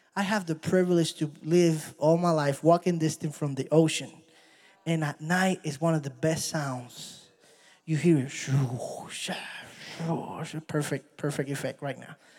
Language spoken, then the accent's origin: English; Puerto Rico; I'm from Puerto Rico